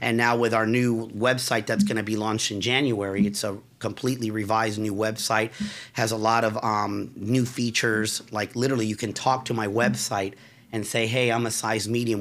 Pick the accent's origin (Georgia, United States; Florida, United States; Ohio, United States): Florida, United States; Forest City; I was raised in Forest City in Altamont